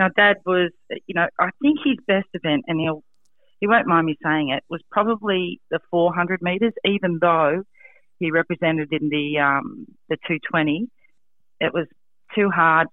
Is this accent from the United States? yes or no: no; Strathfield, New South Wales, Australia; I grew up in Strathfield